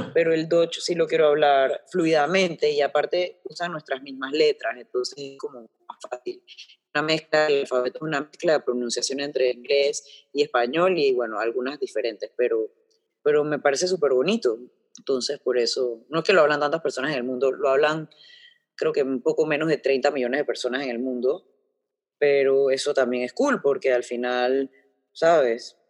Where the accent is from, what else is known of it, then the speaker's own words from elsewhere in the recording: Panama; yo soy panameño